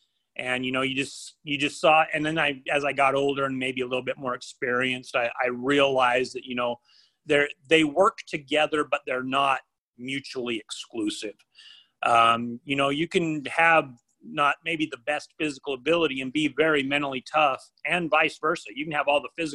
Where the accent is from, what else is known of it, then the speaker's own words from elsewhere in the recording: Idaho, United States; I grew up in Idaho.